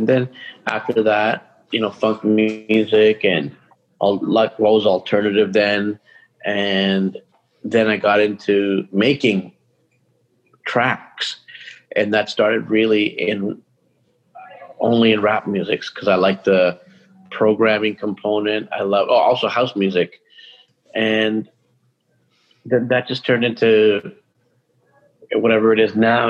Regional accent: Toronto, Ontario, Canada; born or raised there; now in Vancouver, Canada

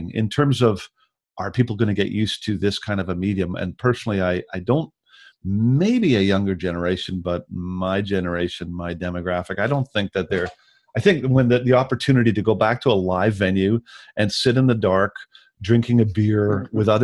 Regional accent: Victoria, British Columbia, Canada; moved away as an adult; also born or lived in Vancouver / Ontario; my hometown, in Victoria

